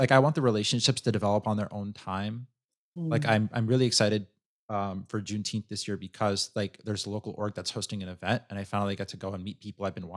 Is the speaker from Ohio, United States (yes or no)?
no; New York City, New York, United States; moved away; I grew up in New York City